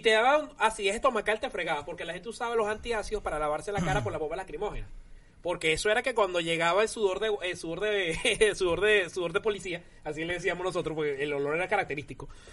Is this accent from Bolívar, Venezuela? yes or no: yes; Puerto Ordaz, Bolívar, Venezuela; moved away as an adult; now in Spain; yo soy de Puerto Ordaz, nací en Puerto Ordaz, pero eh, no fue en mi ciudad natal, fue donde estaba viviendo, disculpa, en Ciudad Bolívar